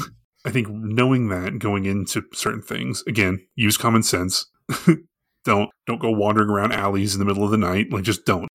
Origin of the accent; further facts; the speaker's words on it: Arlington, United States; growing up in Arlington, we have a very large Indian population